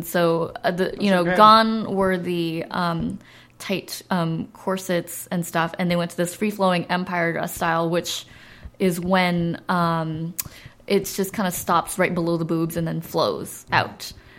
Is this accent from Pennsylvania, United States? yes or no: no; Southern California, United States; I grew up in Southern California.